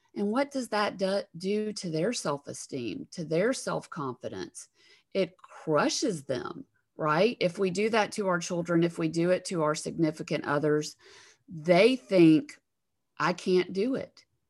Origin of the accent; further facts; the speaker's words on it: Alabama, United States; accent: Southern; I'm from Alabama